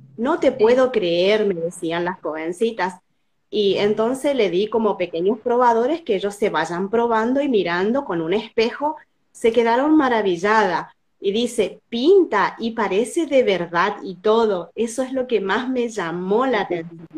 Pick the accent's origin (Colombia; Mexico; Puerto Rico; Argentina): Argentina; Formosa; soy de Formosa